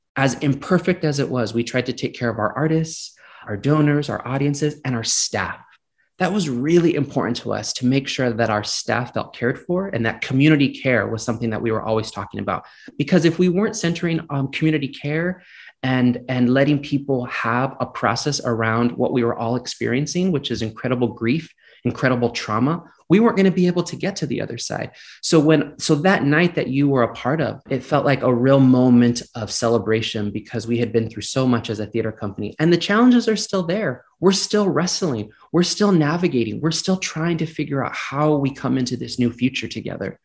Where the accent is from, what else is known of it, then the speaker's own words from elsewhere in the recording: Gilroy, California, United States; growing up in Gilroy, California, which is just south of San Francisco